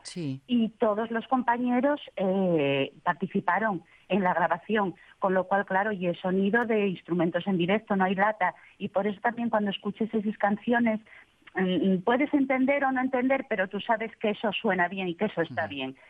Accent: Gijón, Asturias, Spain; also born or lived in Llanes / Mieres; yo soy de Gijón, pero ya tantos años llevo Mieres

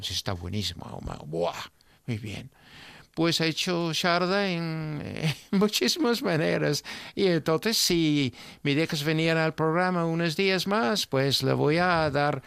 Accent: England, United Kingdom; yo como inglés

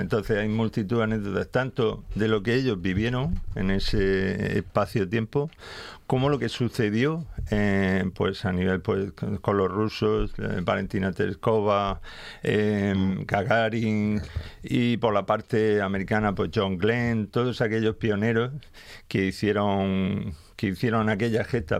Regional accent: Cartagena, Region of Murcia, Spain; yo soy de Cartagena

